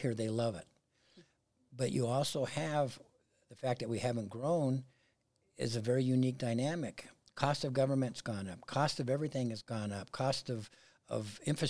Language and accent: English; Pueblo, Colorado, United States; Pueblo, obviously I was born and raised there. Went to South High School